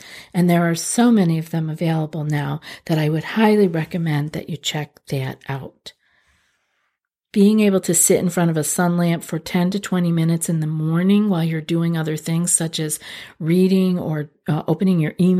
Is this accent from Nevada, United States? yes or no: no; New York, United States; I'm from Central New York. I know what it means to not be able to have access to sunlight.